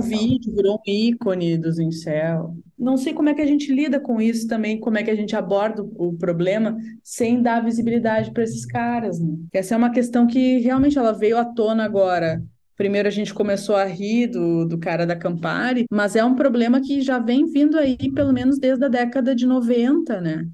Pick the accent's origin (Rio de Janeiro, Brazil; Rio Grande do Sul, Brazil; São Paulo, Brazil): Rio Grande do Sul, Brazil; eu sou gaúcha